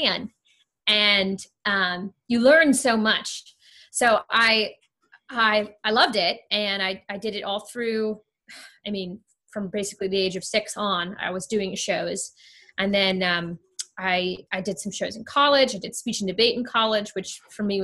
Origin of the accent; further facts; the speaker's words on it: Ohio, United States; moved away as an adult; also born or lived in Kentucky; I didn't grow up in Kentucky. I grew up in Ohio, neighboring states, a little more east